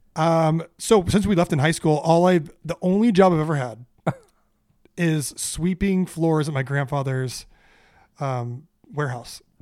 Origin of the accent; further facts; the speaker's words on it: Orange County, California, United States; I grew up in a in Orange County with a with a middle class family